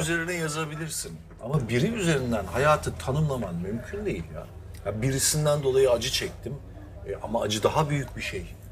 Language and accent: Turkish; Taşeli, Mersin, Turkey; Biz de Taşeli'liyiz